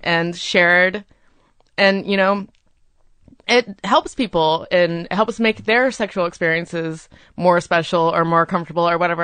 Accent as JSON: {"language": "English", "region": "Florida", "country": "United States", "tie": "born or raised there", "said": "I grew up in Florida"}